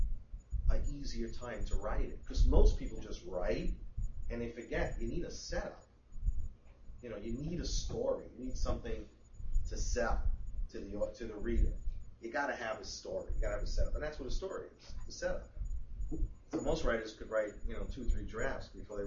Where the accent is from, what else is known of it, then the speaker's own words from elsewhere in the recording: New York City, New York, United States; growing up in Queens, nobody was a writer